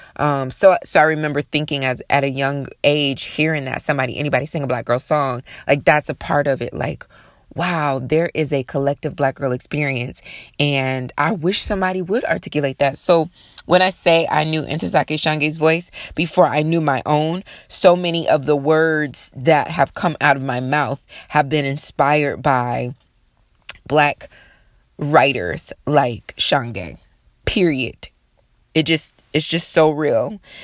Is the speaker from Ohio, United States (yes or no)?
yes; Sandusky, Ohio, United States; I'm from Sandusky, Ohio.